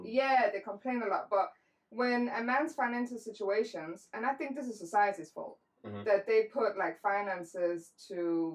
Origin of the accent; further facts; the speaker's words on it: Iran; I'm Persian.